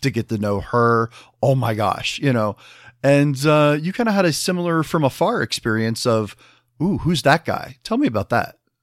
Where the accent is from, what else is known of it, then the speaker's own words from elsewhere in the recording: Midwest, United States; I'm from the Midwest